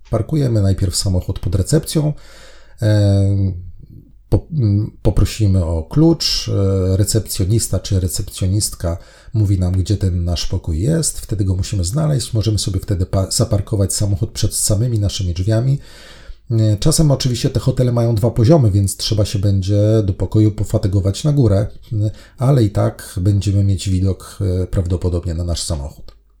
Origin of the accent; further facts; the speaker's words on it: Poland; my nie mieszkamy w Stanach, mieszkamy w Polsce